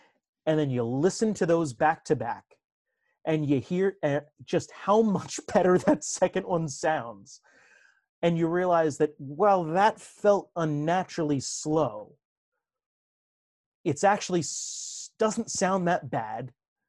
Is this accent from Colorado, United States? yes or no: no; New Jersey, United States; accent: North Jersey Italian; me growing up in Northern New Jersey and talking with a fast, you know, North Jersey Italian accent.